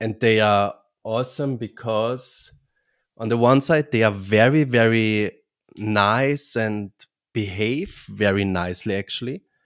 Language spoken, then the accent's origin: English; Vienna, Austria; now in Bavaria, Germany; I'm originally from Austria, Vienna, from the beautiful city Vienna, but live now in southern Germany, in Bavaria